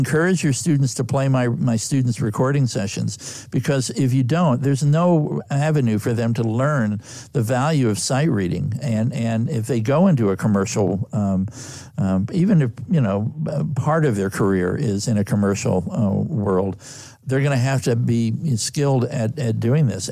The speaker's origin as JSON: {"language": "English", "region": "Texas", "country": "United States", "tie": "born or raised there", "also_born_or_lived": "California", "moved": "as an adult", "said": "I was raised in Texas"}